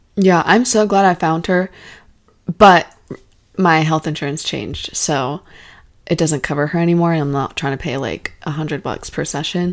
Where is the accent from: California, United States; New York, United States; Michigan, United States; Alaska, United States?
Alaska, United States; I was born in Alaska